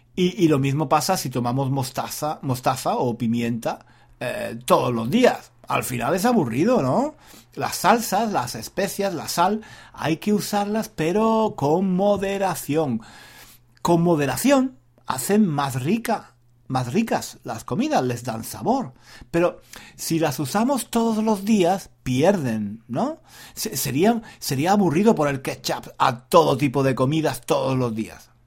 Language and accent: Spanish; Spain; now in London, United Kingdom; yo crecí en España, en una familia donde había muchas mujeres